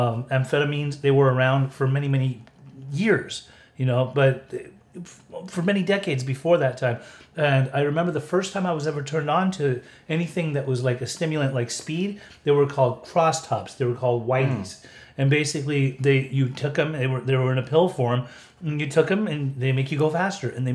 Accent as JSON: {"language": "English", "region": "Utah", "country": "United States", "tie": "born or raised there", "moved": "yes", "lives_now": "California, United States", "said": "when I was growing up in Utah, like we all smoked weed."}